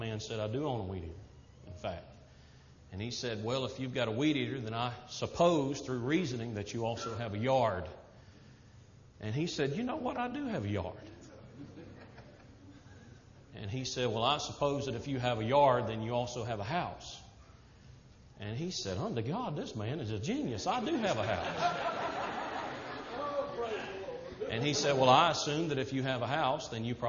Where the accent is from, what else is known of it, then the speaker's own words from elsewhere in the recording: the South, United States; moved away; Not going to change being a Southerner just now that I'm preaching to the Yankees